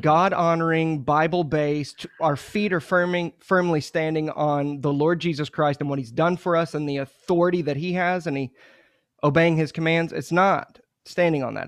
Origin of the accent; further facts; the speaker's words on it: Muskogee, Oklahoma, United States; I'm from Muskogee, Oklahoma